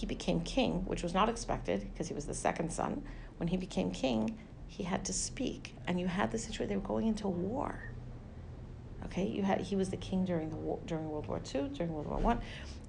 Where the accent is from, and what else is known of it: United States